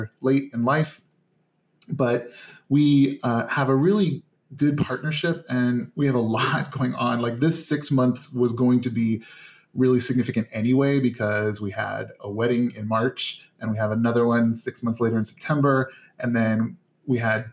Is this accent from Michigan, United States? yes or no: no; Northern Indiana, United States; I grew up in Northern Indiana